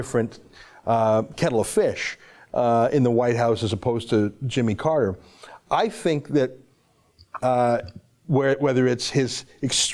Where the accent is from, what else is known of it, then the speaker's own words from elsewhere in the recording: Canada; I'm a Canadian, I'm an outsider